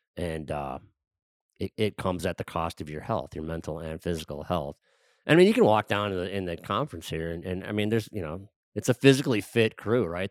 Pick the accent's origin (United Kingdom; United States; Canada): United States; Wisconsin; I grew up in Wisconsin